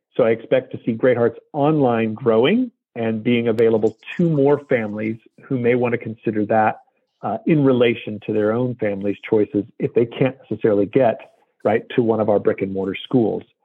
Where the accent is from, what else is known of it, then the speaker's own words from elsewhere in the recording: United States; as the American uh, that I am